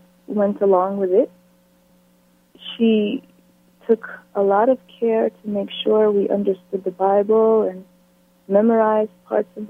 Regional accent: Falmouth, Massachusetts, United States; moved away; also born or lived in Antigua / Berkeley, California; I grew up in Falmouth, Massachusetts. I was born and raised in Falmouth until I was 9 years old

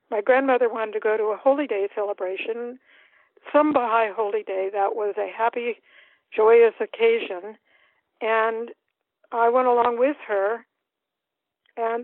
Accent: Davis, California, United States; also born or lived in Madison, Wisconsin / Moscow, Idaho / Berkeley, California; ended up in Davis, California. 1955, we came. It's a beautiful little town, 2,000 people

